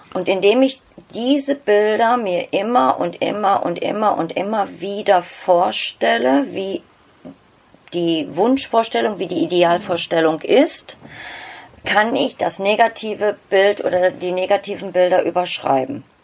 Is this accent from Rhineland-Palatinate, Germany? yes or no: no; Bottrop, North Rhine-Westphalia, Germany; first language German; ich bin angesiedelt in Nordrhein-Westfalen, genauer gesagt im Ruhrpott in Bottrop. Okay. Dort ist mein, mein Heimatort